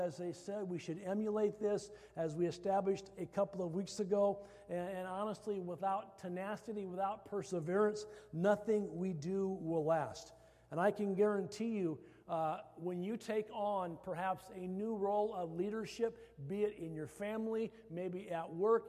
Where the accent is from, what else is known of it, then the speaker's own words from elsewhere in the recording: Iowa, United States; I came from Iowa, I love hostas